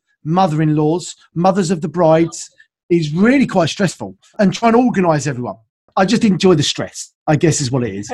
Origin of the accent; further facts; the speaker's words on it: United Kingdom; also born or lived in south of London; So based in London, now south of London here in the UK, you probably get that from my accent, I suppose. So yeah, we're based here in the UK, and yeah, I've lived here all my life